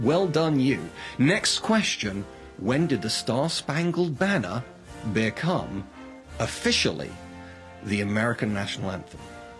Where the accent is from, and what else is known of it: United Kingdom